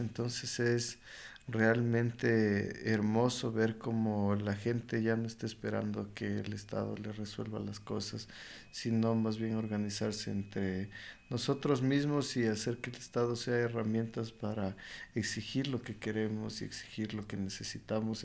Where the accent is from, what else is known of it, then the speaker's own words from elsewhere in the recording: Ecuador; en Ecuador